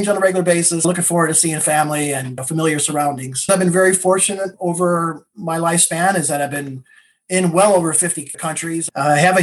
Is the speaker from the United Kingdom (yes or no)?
no; Wexford, Leinster, Ireland; moved away; I was born in Ireland. So I'm not from the U.S. And I was born in a small town in the southeast portion of Ireland.